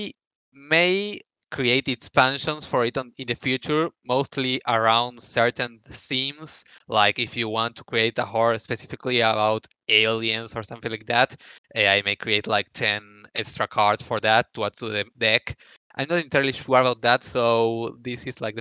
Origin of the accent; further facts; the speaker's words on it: Argentina; here in Argentina